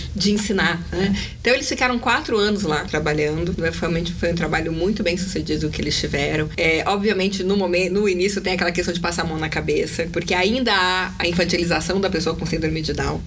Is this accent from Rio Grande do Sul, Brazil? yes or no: no; São Paulo, Brazil; eu sou de São Paulo, tenho 42 anos